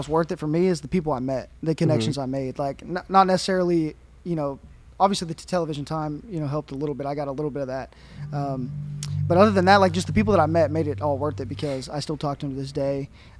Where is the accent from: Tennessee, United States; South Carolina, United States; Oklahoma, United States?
Oklahoma, United States; Moore; Yeah, I'm from Moore.